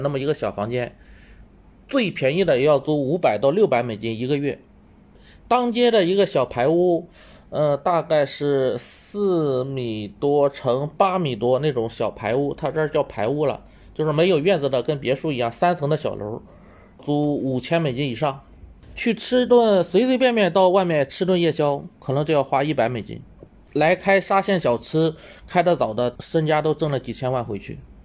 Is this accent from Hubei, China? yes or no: no; Shandong, China; moved away as an adult; also born or lived in Taizhou, Jiangsu; now in Sihanoukville, Cambodia; 我老家是山东的，我当时是在江苏太州上班